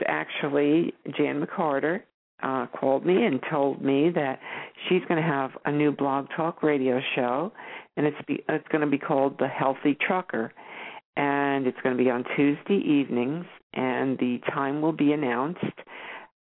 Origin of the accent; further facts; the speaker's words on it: New York, United States; moved away; I grew up in New York. I spent, you know, a good portion of my life there